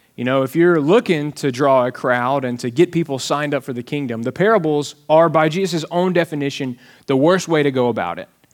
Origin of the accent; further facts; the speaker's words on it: Alabama, United States; now in Texas, United States; I am from Alabama and, uh, grew up wearing shoes and reading and things like that.